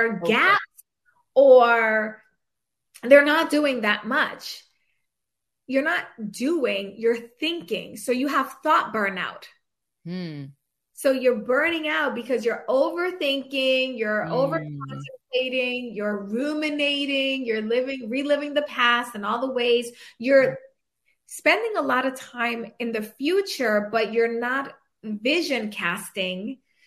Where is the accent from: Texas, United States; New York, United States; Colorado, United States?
New York, United States; I'm from New York.